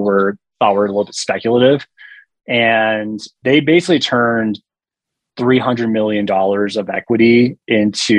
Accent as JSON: {"language": "English", "region": "Front Range of Colorado", "country": "United States", "tie": "born or raised there", "also_born_or_lived": "Denver, Colorado", "said": "I'm from Colorado, grew up in the Front Range of Colorado"}